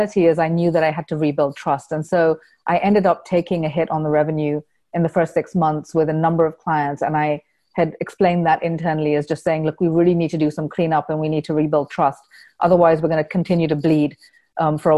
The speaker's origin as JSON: {"language": "English", "country": "Kenya", "tie": "born or raised there", "moved": "yes", "said": "all the things that I found difficult growing up in Kenya, where, you know, I had to go overseas for an education"}